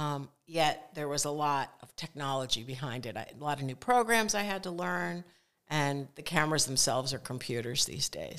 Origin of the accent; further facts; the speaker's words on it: Connecticut, United States; moved away as an adult; also born or lived in Philadelphia area; I grew up in Connecticut